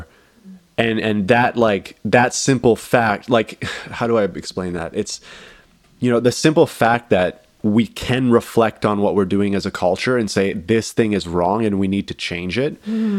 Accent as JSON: {"language": "English", "country": "Canada", "said": "as a Canadian"}